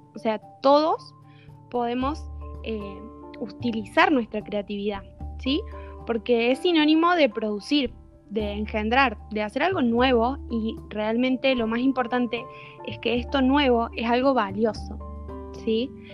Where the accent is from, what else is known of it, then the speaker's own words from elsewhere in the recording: Córdoba, Argentina; yo soy de Córdoba, de Argentina, justamente el centro del país, eh, y vivo en Capital.